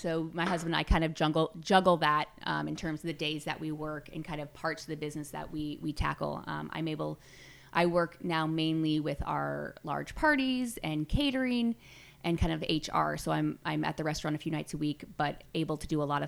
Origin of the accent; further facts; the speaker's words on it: Glen Ellen, California, United States; in Glen Ellen and in my hometown and really build this dream in the same place that I grew up